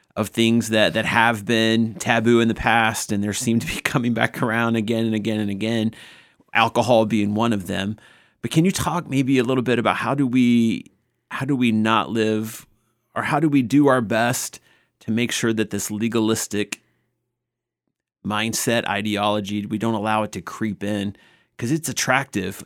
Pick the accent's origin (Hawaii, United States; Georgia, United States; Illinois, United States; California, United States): Georgia, United States; Northwest; I grew up in Northwest Georgia, a small church